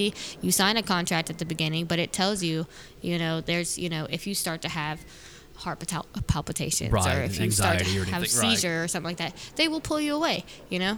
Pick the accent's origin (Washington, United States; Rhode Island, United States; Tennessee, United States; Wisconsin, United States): Tennessee, United States; I'm staying in Tennessee. Tennessee is my home.